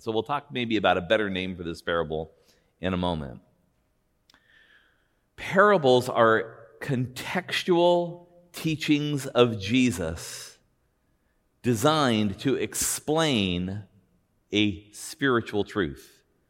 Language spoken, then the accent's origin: English; Buena Park, California, United States; Now, I grew up in Buena Park, California, and I lived in a house two doors down from my elementary school.